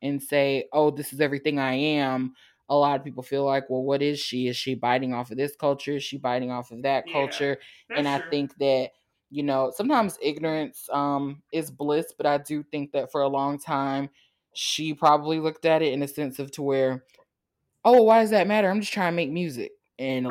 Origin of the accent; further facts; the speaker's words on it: United States; we grew up in America and not in Africa